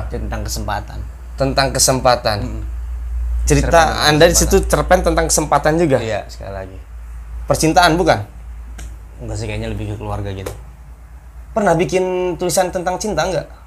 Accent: Rangkasbitung, Banten, Indonesia; also born or lived in Jakarta; Rangkas, kemudian di Jakarta. Iya. Jadi ketika diam di Serang ya jarang gitu temen juga.

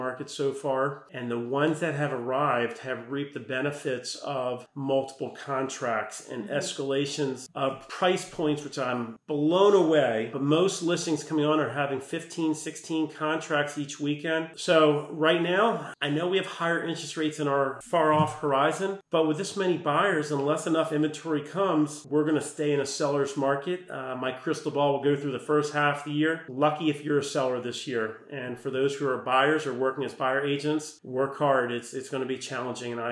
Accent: Bethesda, Maryland, United States; also born or lived in Potomac, Maryland; Growing up in Bethesda, went to Walter Johnson.

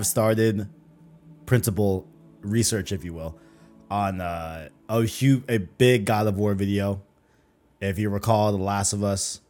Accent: Arizona, United States; also born or lived in Flushing, Queens, New York; I more so claim Arizona just because I was raised here

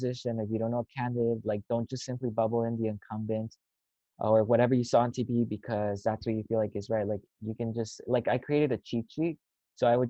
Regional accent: San Fernando Valley, California, United States; I'm from the San Fernando Valley

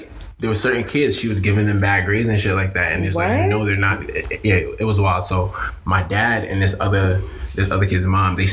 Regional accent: New York City, New York, United States; I was in a really predominantly black neighborhood growing up in Queens

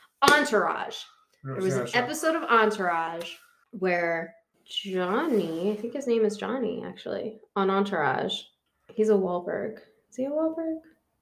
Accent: Pennsylvania, United States; I'm from Pennsylvania.

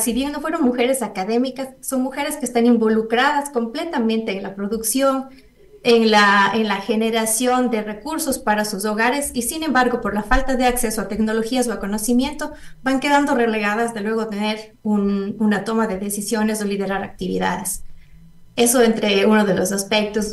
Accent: Ecuador; moved away as an adult; also born or lived in Costa Rica; mujeres en ciencias de Ecuador, unas en Ecuador, otras que estamos fuera por un cierto periodo

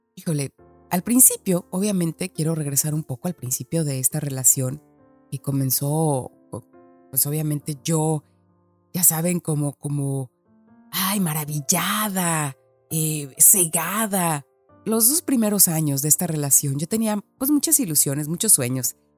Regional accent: Guadalajara, Jalisco, Mexico; accent: Mexican; moved away as an adult; also born or lived in Mexico City / London; la primera vez que me mudé de mi ciudad, de mi colonia, de Guadalajara, me mudé a la Ciudad de México

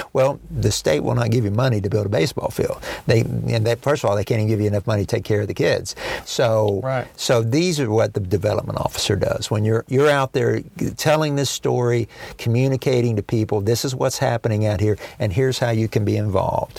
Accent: Dallas, Texas, United States; also born or lived in small town northeast of Denton, Texas; now in Tyler, United States; I was raised in Dallas, uh, in North Dallas

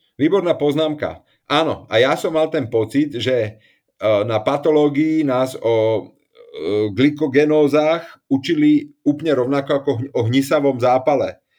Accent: Slovakia; also born or lived in Prague; som Slovák

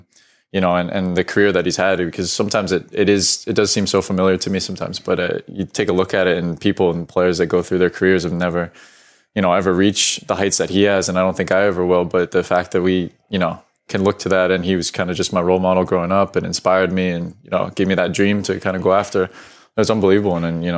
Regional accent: United States; moved away as an adult; also born or lived in England; now in Scotland, United Kingdom; But I think I moved probably only after being 1 year old or so, and then went back to the States. So grew up in the States all my life. So that's really all I know. But it is nice to have a little bit of the UK heritage.

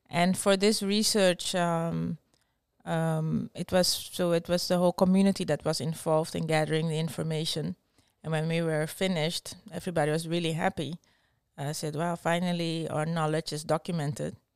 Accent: Suriname; born there; I was born in Suriname. that's uh, um, it's a former Dutch colony in South America.

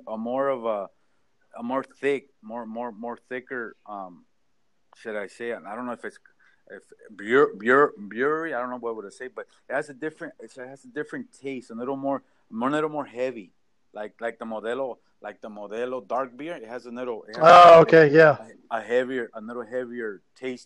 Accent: Orange County, California, United States; I'm from Orange County

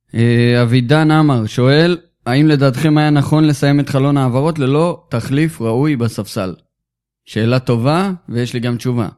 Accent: Israel

